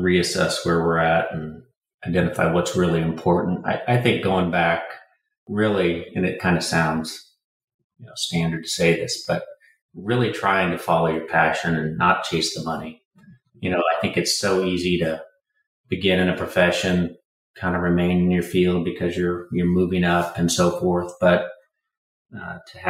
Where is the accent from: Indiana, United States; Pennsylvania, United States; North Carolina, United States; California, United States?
Indiana, United States; I was born in the Midwest in Indiana